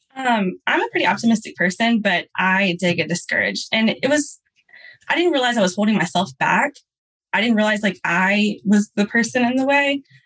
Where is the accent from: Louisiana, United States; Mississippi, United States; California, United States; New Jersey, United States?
Louisiana, United States; I'm from Louisiana